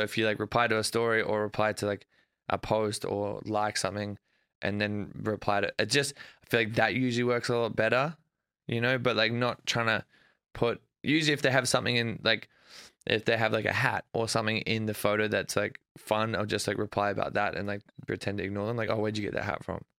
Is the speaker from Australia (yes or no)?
yes; Australia; moved away as an adult; now in United States; growing up in Australia